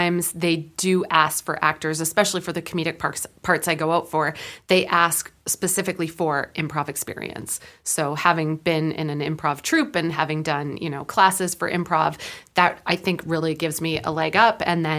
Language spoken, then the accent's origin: English; Prince George, British Columbia, Canada; For me, I started doing theater in where I grew up in Prince George, and I loved theater.